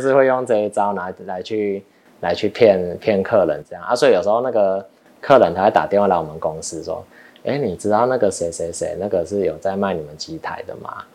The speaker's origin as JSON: {"language": "Chinese", "country": "Taiwan", "also_born_or_lived": "United States", "said": "我们台湾人是比较看，看头衔"}